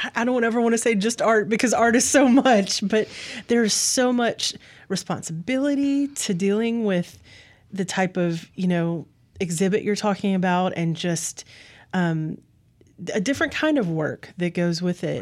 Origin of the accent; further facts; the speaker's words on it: Clinton, Mississippi, United States; I grew up here. I grew up in Clinton